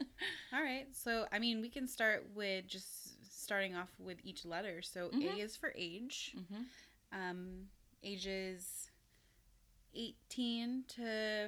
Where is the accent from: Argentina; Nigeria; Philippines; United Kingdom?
Philippines; And as a person of color, I'm Filipino.